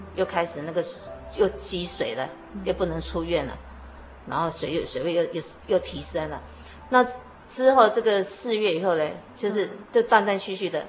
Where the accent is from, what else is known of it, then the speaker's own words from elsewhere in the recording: Luodong, Yilan County, Taiwan; moved away as an adult; now in Yonghe, Taiwan; 我从小住在宜兰，挪东镇。啊，我生长在一个基督徒的家庭。之后结婚住到永和